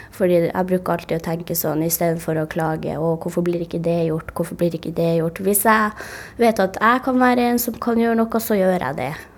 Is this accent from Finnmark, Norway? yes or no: yes; Karasjok, Finnmark, Norway; moved away; jeg kom ut fra Karasjok, der hvor det er ganske godt og trygt å være samisk